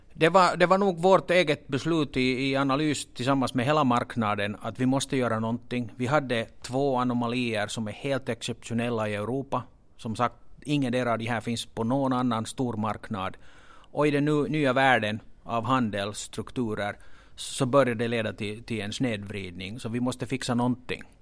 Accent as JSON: {"language": "Swedish", "country": "Finland", "accent": "Finland Swedish", "said": "jag hoppas att den här finlandssvenskan inte stör åhörarna så mycket"}